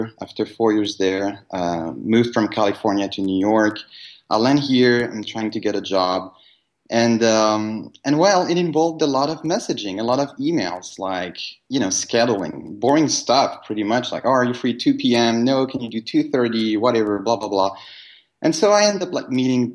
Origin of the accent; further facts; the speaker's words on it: Paris, Île-de-France, France; moved away as an adult; We come from Paris originally, and we moved in 2010.